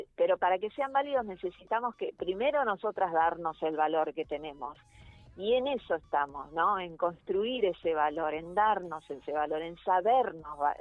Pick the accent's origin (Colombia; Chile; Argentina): Argentina; Buenos Aires; yo vivo... yo vivo, soy porteña